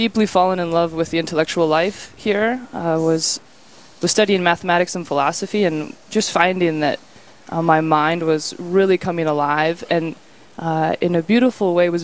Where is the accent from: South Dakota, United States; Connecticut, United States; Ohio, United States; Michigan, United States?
South Dakota, United States; Rapid City; moved away as an adult; now in Bismarck, United States; I am originally from Rapid City in South Dakota, the Black Hills, and I'm the youngest of five children. And I went to Catholic school there, grade school through high school